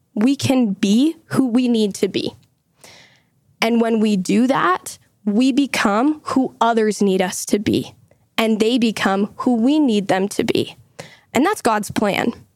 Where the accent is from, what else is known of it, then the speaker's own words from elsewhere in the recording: Utah, United States; I also live here in Utah. I, like John, go to the University of Utah. Lived here my whole life